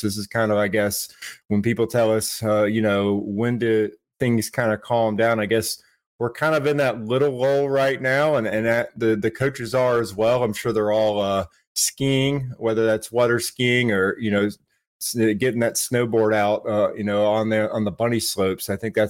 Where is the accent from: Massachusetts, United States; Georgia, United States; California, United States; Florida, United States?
Georgia, United States; Brunswick; out of Brunswick in my hometown, representing Glynn County there